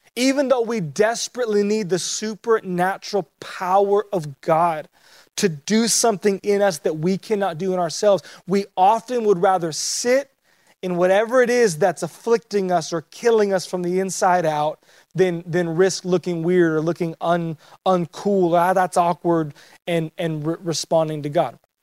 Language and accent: English; Southern California, United States; I grew up in Southern California